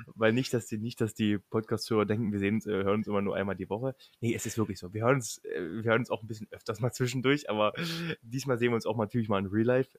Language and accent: German; Lusatia, Germany; wir kommen aus der Region, da wo Quark mit Leinöl herkommt.